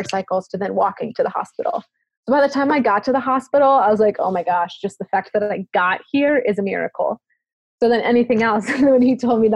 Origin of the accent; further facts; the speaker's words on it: United States; accent: American; my American accent was very funny to most of the kids in the village